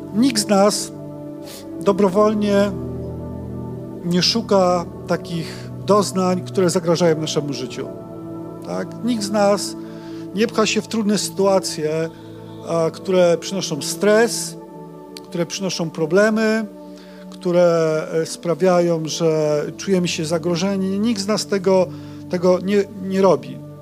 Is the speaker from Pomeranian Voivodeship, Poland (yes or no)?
no; Silesia, Opole Voivodeship, Poland; pochodzimy z takiego malutkiego miasteczka na Opolszczyźnie. Upieramy się ciągle, że to jest Śląsk.